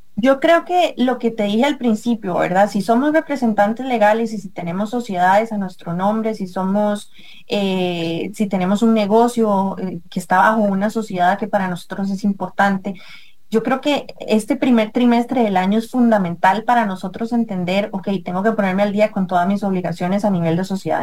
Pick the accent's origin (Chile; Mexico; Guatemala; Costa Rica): Costa Rica; muchos ticos en Costa Rica que dejamos todos para el final